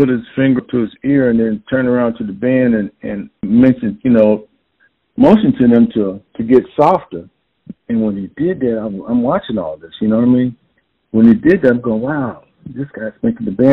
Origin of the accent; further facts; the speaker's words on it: California, United States; also born or lived in Kansas City, Missouri / San Diego, California / Bakersfield, California; We actually grew up from elementary school. We moved from Kansas City. My mom lived just out of there, and we ended up in California